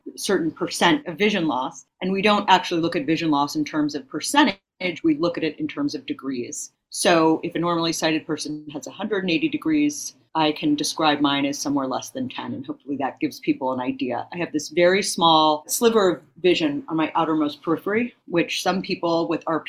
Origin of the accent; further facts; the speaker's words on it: San Francisco Bay Area, California, United States; moved away as an adult; now in New York City, United States; I was born and raised in the San Francisco Bay Area, and I moved to New York City in my early 20s to attend graduate school